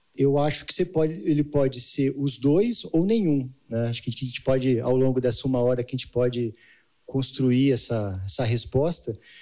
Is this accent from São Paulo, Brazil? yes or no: yes; Jaguariúna, São Paulo, Brazil; eu sou de Jaguariúna, né? Campinas